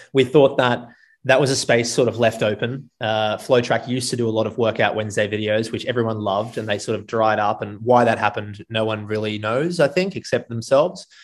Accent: Gold Coast, Queensland, Australia; Going from a surfing culture on the Gold Coast in Australia to the middle of Texas was not easy for a 19 year old

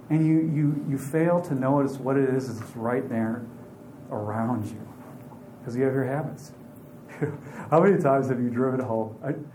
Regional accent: Aiken, South Carolina, United States; I'm not from Wisconsin. I'm from Aiken. I'm from South Carolina.

